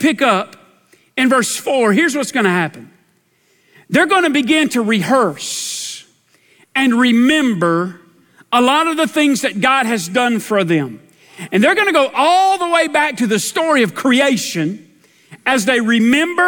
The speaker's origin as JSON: {"language": "English", "area": "Dunning Mill Hill", "region": "South Carolina", "country": "United States", "tie": "born or raised there", "said": "I grew up on the Dunning Mill Hill"}